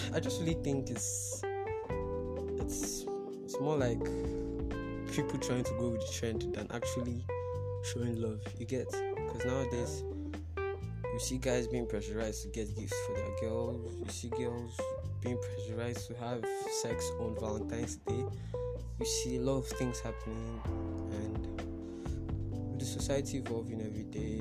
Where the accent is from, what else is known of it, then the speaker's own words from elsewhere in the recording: Port Harcourt, Rivers State, Nigeria; I'm from Port Harcourt